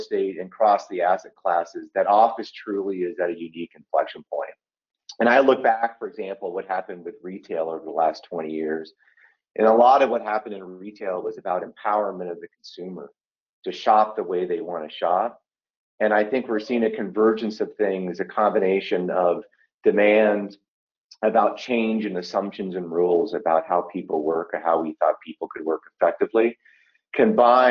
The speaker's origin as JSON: {"language": "English", "town": "Chicago", "region": "Illinois", "country": "United States", "tie": "born or raised there", "said": "based out of Chicago, which is my hometown."}